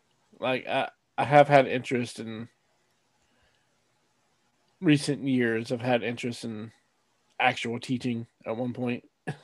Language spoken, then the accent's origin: English; United States; So actual history classes growing up in America are boring as hell to me